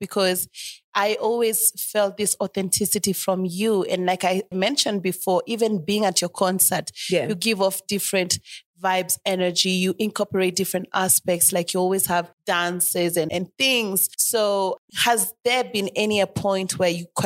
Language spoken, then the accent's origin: English; Nairobi, Kenya; I'm also from Buru